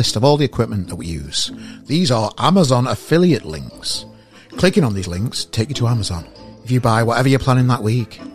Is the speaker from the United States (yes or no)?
no; Sheffield, Yorkshire and the Humber, United Kingdom; I'm from Sheffield